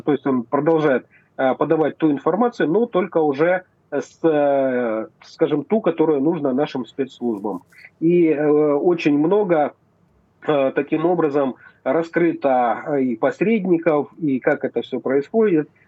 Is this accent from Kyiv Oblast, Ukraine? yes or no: no; Novyi Svit, Donetsk Oblast, Ukraine; я родился в Старобешевском районе, поселок Кубачево, Новый Свет как раз. Вот это моя малая родина